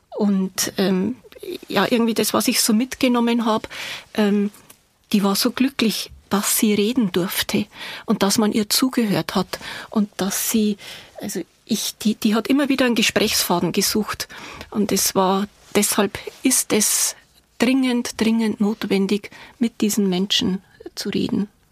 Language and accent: German; Bavaria, Germany; accent: Bavarian; Sie sind aus Bayern? Ja, erkennt man an der Sprache.